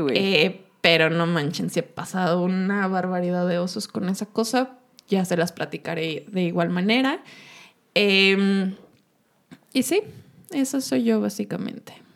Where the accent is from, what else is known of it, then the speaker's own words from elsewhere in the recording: Uruapan, Michoacán, Mexico; moved away as an adult; also born or lived in Mexico City, Mexico; now in Guadalajara, Mexico; Nosotras somos de Uruapan, Michigan, eh, el territorio del, del, aguacate, pero nos venimos a estudiar acá a Guadalajara